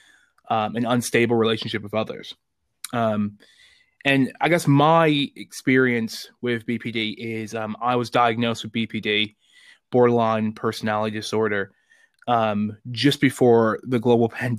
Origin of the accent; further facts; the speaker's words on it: Chicago, Illinois, United States; moved away as an adult; also born or lived in North East England; now in United Kingdom; I'm originally from Chicago, Illinois, but I live in the great country of the United Kingdom for the last 8 years